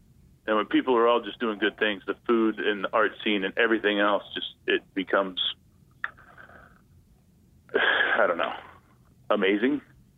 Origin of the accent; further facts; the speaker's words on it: Tulsa, Oklahoma, United States; moved away as an adult; now in Houston, United States; I didn't grow up here. I grew up in Tulsa, Oklahoma, and I moved here in 95.